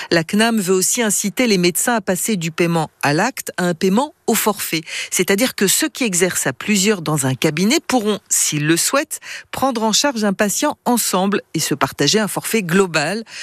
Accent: Saint-Étienne, Auvergne-Rhône-Alpes, France; On est très fiers en tant que Stéphanois qui soit de saint etienne sans être des fans

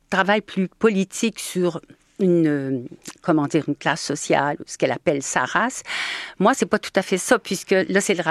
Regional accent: Normandy, France; c'est des mots que j'utilisais dans mon enfance et je me disais mais oui, moi aussi je suis normande

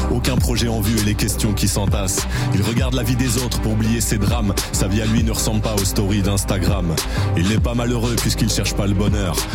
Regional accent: Saint-Denis, Île-de-France, France; Ouais, bah, enfin moi j'ai grandi à Saint-Denis dans, dans, dans, des quartiers assez populaires.

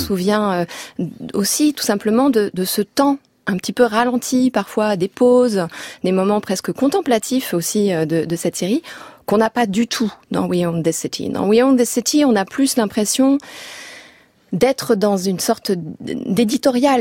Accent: France; en tant que Français

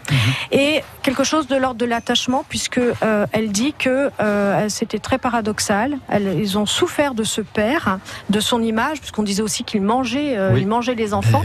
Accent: Ardennes, Grand Est, France; je suis des Ardennes

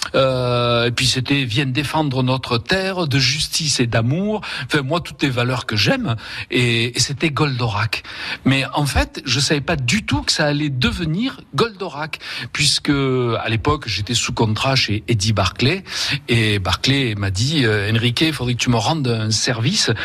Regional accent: Vaucluse, Provence-Alpes-Côte d'Azur, France; also born or lived in Spain; c'était chez nous en Vaucluse

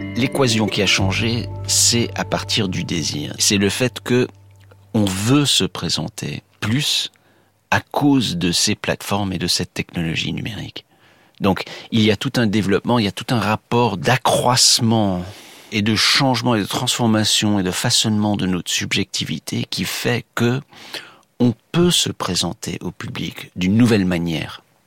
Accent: United States; chez nous, aux États-Unis

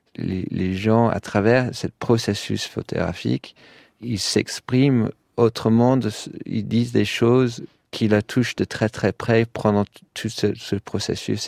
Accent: London, United Kingdom; French is a second language; moved away as an adult; also born or lived in Paris, France; now in Brussels, Belgium; comme à Londres pendant les années 80. C'est là où j'ai grandi

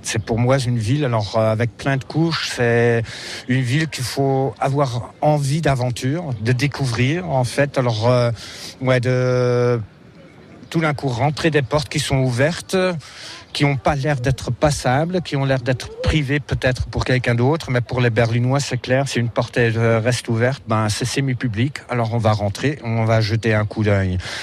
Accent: Germany; accent: German; French is a second language; also born or lived in France / Netherlands / Bavaria; pour un Allemand, j'espère, alors mon accent n'est pas trop grave

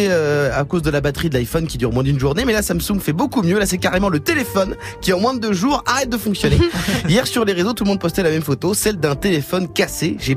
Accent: France; Et on aura perdu parce qu'on est français.

